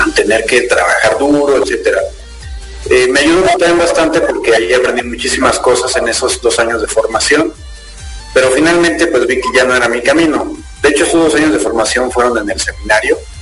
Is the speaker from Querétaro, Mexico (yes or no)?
yes; Querétaro, Mexico; soy efectivamente mexicano, nacido en, la ciudad de Querétaro